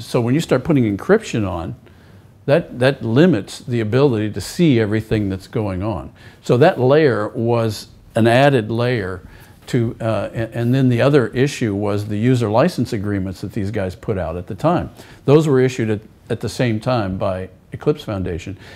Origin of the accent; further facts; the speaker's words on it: United States; As an American